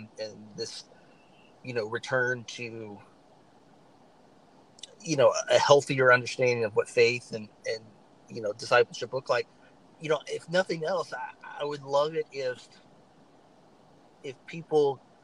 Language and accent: English; the South, United States; I'm from the South